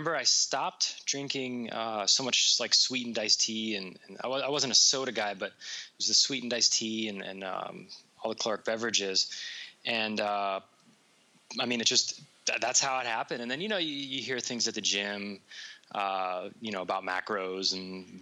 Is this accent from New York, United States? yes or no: yes; New York, United States; now in Las Vegas, United States; I'm originally from New York